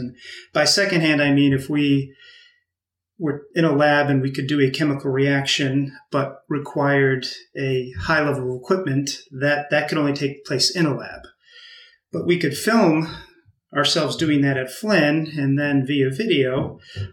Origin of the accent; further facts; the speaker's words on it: Massachusetts, United States; moved away as an adult; also born or lived in Illinois; I grew up on the East Coast in Massachusetts